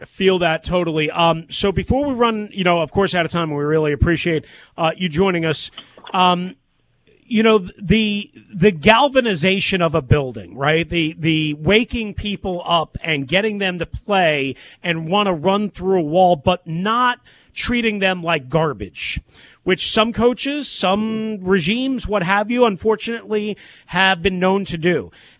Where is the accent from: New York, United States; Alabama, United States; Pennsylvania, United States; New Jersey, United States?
New York, United States; I was raised on Eastern Long Island and, you know, Bill Parcells and Bill Belichick and the Giants and defense and defense and defense.